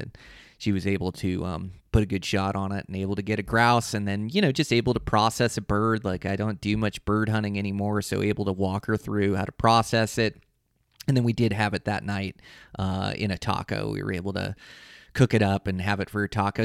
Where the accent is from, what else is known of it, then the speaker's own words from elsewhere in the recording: Western Washington, United States; now in Montana, United States; I come from Western Washington hunting blacktails